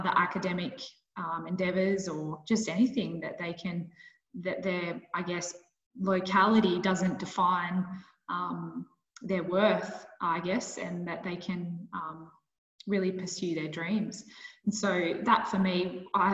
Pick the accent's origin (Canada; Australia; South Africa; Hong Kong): Australia; Bathurst, New South Wales; moved away as an adult; also born or lived in Queensland / Northern Territory; I grew up in Bathurst